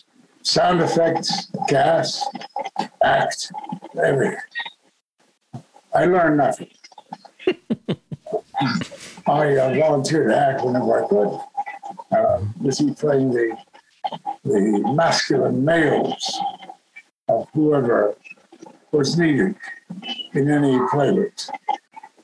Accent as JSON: {"language": "English", "town": "Kansas City", "region": "Kansas", "country": "United States", "tie": "born or raised there", "moved": "yes", "said": "I was born in Kansas City, Kansas. My parents, God love them, since long departed, were proprietors of a junkyard, a scrap iron yard. And that's where I grew up"}